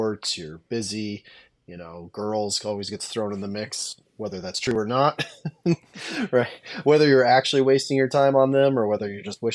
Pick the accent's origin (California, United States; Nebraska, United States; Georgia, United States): Nebraska, United States; I'm from Nebraska originally.